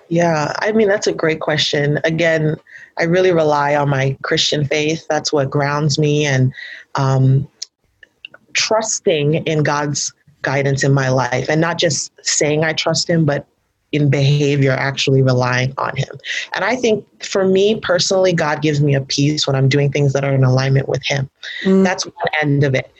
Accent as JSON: {"language": "English", "region": "New York", "country": "United States", "tie": "born or raised there", "said": "growing up in New York"}